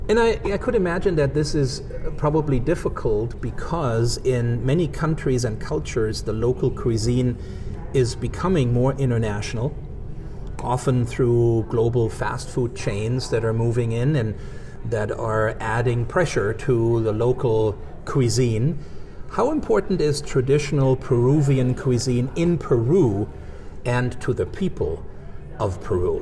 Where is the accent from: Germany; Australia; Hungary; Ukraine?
Germany; moved away as an adult; now in Missoula, United States; growing up in Germany